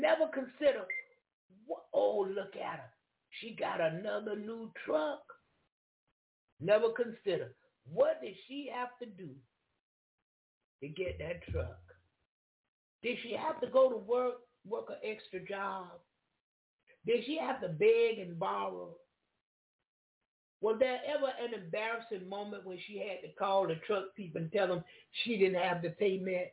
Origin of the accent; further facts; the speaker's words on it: Jacksonville, Florida, United States; I come from Duval County, I didn't come from that surrounding